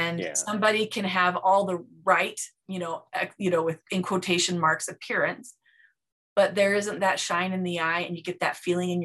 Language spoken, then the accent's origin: English; Provo, Utah, United States; I grew up in Provo, Utah